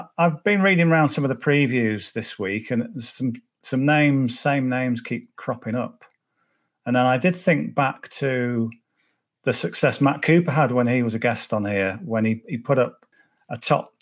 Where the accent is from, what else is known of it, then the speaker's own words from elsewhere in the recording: Cumbria, North West England, United Kingdom; I'm from Cumbria, so Carlisle's an hour away. So every school child in my class was a Liverpool fan